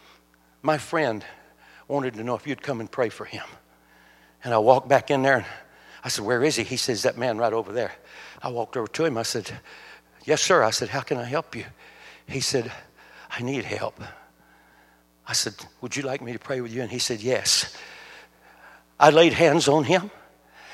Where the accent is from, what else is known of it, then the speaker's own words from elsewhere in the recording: United States; I was born in the United States of America